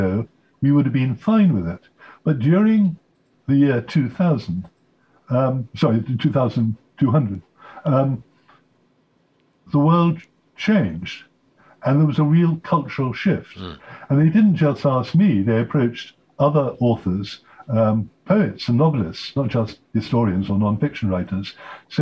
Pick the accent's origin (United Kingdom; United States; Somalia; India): United Kingdom; I'm British, although I'm also an American citizen